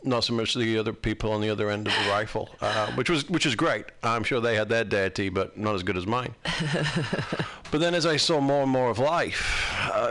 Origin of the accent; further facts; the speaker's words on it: United Kingdom; I'm British